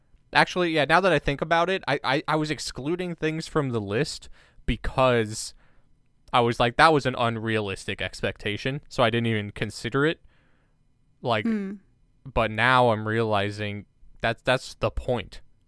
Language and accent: English; United States; I grew up American, too. Sorry. You go. I just had to get that in there because I'm American